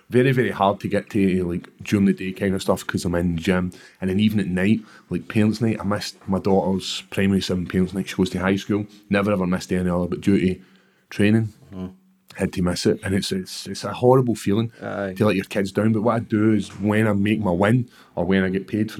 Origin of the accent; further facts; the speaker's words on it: Airdrie, Scotland, United Kingdom; growing up in Airdrie.